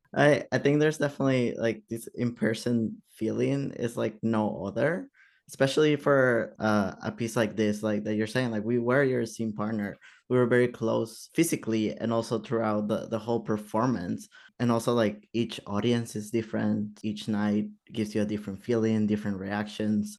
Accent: Peru; moved away; I'm from Peru

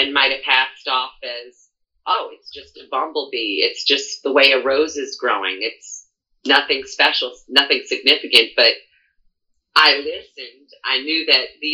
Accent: New Orleans, Louisiana, United States; I'm born and raised in New Orleans

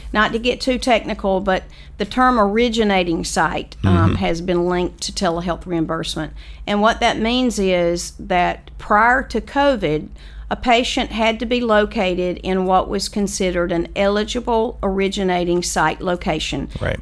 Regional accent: Lake View, South Carolina, United States; I was from Lakeview

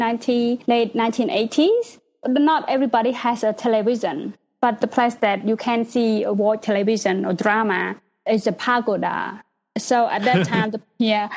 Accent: Cambodia; also born or lived in Phnom Penh, Cambodia; I was born in Prevent province.

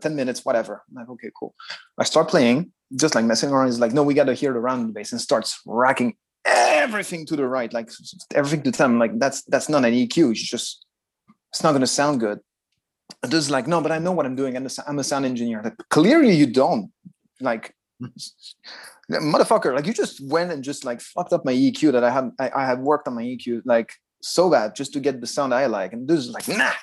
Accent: Nice, Provence-Alpes-Côte d'Azur, France; moved away as an adult; now in Japan; from my hometown, from Nice

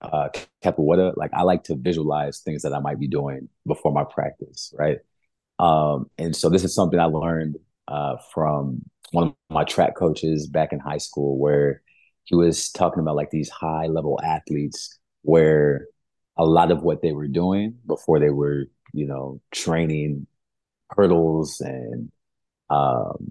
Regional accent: Brawley, California, United States; moved away as an adult; also born or lived in Santa Cruz, California / San Jose, California; now in Miami, United States; I'm originally from California. So born and raised West Coast, Best Coast

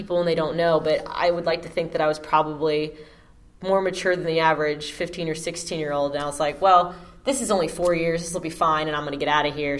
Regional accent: Pittsburgh, Pennsylvania, United States; also born or lived in Virginia / Florida; now in Georgia, United States; I am in Georgia by way of Virginia, by way of Florida, but I'm from Pittsburgh

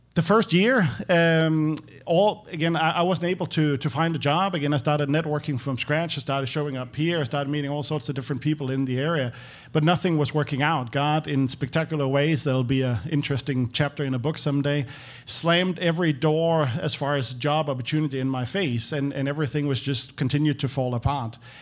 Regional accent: Copenhagen, Capital Region of Denmark, Denmark; moved away as an adult; now in Nashville, United States; I'm, I'm from Denmark.

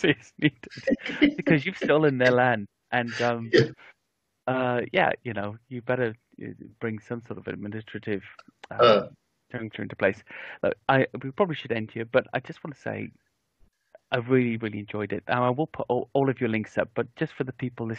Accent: Wales, United Kingdom; now in southern England, United Kingdom; I grew up in Wales actually, and we're sort of an Irish English mixed family

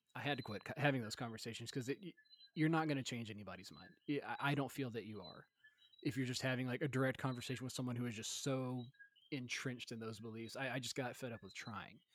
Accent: Middle Tennessee, United States; moved away; I grew up in like Middle Tennessee in the Bible Belt

